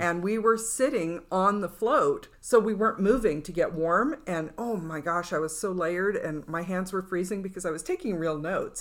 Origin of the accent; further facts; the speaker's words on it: California, United States; now in Nevada, United States; where I grew up in California, it was fog